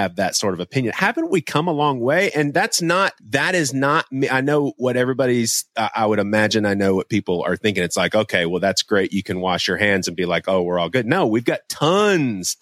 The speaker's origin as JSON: {"language": "English", "region": "the South", "country": "United States", "tie": "born or raised there", "said": "when I was growing up in the South"}